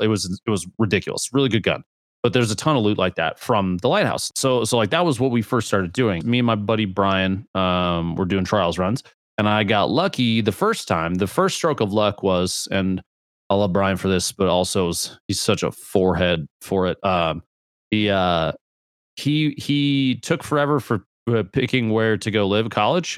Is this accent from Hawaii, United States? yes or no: no; Nebraska, United States; I'm from Nebraska